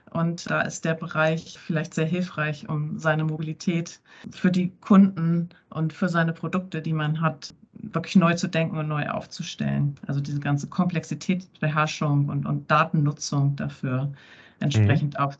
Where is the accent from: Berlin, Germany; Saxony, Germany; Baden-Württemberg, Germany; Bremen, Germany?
Bremen, Germany; born there; Da kommt die gebürtige Bremerin raus, ne?